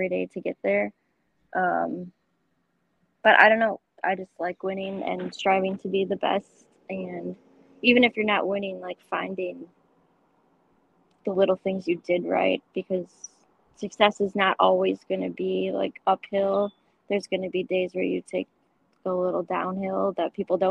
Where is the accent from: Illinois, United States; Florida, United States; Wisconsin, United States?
Wisconsin, United States; Milwaukee; I grew up in the Milwaukee area